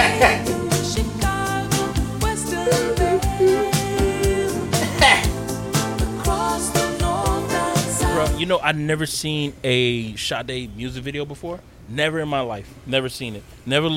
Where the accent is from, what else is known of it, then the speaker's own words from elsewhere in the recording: Miami, Florida, United States; I'm just from Miami